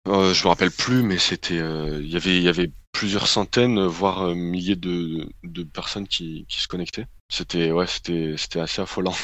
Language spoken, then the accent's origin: French; Grenoble, Auvergne-Rhône-Alpes, France; moved away as an adult; now in Paris, France; je suis grenoblois à la base mais j'ai immigré à Paris assez récemment